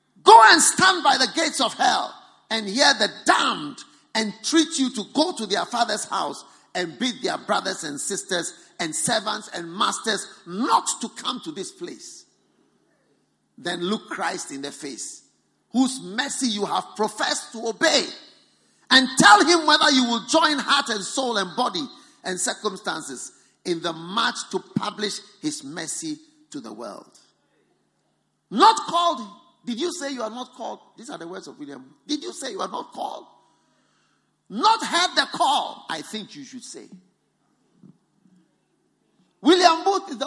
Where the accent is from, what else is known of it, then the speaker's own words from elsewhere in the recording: Ghana; I have come from Ghana. I've come from Ghana to this Botswana.